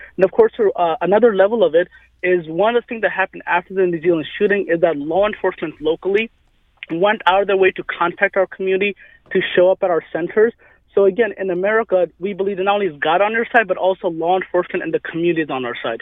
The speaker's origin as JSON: {"language": "English", "town": "St. Louis", "region": "Missouri", "country": "United States", "tie": "born or raised there", "said": "I was growing up in St. Louis"}